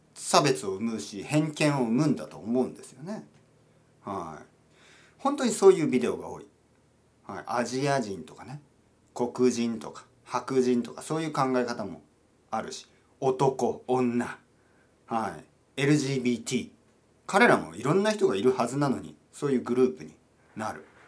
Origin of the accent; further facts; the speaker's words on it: Japan; 僕はイギリス人じゃないんですけど日本人として